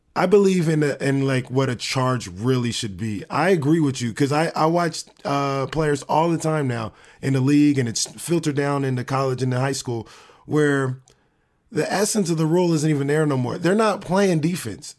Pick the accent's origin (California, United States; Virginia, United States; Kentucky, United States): California, United States; Sacramento; I'm from SAC